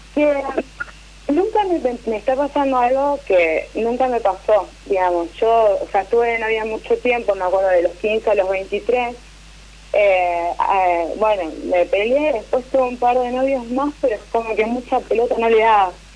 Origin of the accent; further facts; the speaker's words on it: Santa Fe, Argentina; Yo soy de Santa Fe, capital